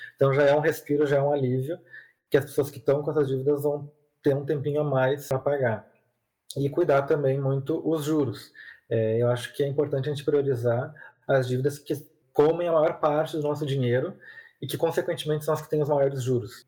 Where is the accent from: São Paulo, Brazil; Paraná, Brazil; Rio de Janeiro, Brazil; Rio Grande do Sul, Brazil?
Rio Grande do Sul, Brazil; Porto Alegre; eu sou aqui de Porto Alegre